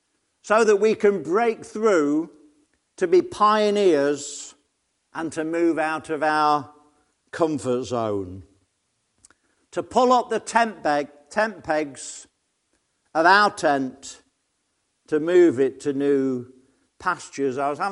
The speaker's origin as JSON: {"language": "English", "town": "Nottingham", "region": "East Midlands", "country": "United Kingdom", "said": "I come from Nottingham"}